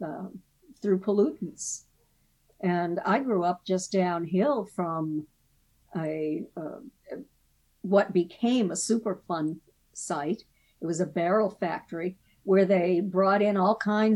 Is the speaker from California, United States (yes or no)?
no; Portsmouth, New Hampshire, United States; I was born in Portsmouth